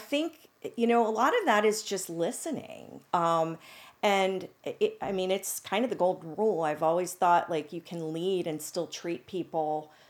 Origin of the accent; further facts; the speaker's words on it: Pennsylvania, United States; because I felt like, well, I'm from Central PA. Do I really know what I'm doing?